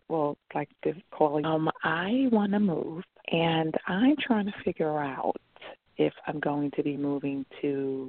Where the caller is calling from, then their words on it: New York City, New York, United States; I'm calling from New York.